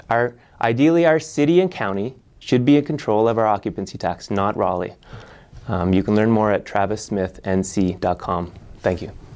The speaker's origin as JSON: {"language": "English", "region": "Nova Scotia", "country": "Canada", "tie": "born or raised there", "moved": "as an adult", "lives_now": "Asheville, United States", "said": "I grew up in Nova Scotia, Canada"}